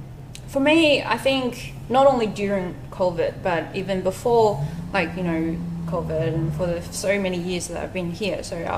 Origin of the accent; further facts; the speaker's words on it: Australia; being a Chinese Australian, being Chinese and being Australian